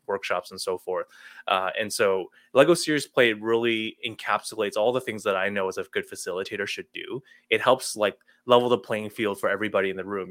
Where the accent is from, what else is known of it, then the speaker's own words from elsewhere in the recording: Toronto, Ontario, Canada; moved away as an adult; also born or lived in Illinois, United States; I grew up in the Toronto area, went to school here, worked here